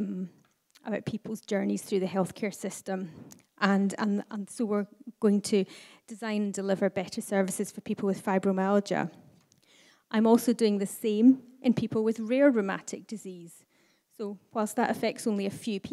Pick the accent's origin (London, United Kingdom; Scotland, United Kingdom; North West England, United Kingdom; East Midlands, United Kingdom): Scotland, United Kingdom; the Highlands; now in Aberdeen, United Kingdom; as someone who was born and brought up in the Highlands